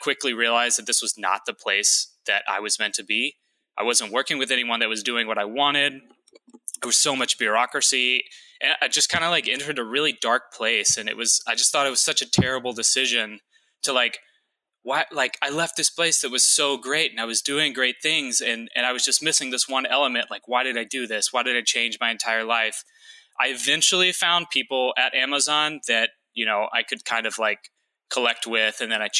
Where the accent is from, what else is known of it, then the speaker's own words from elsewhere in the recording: Louisiana, United States; born there; I like to say I'm not really from anywhere, because I was born in Louisiana and then moved around a lot.